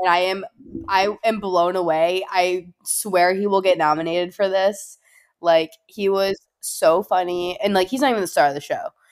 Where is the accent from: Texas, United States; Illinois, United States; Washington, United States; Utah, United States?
Illinois, United States; Chicago; I'm from Chicago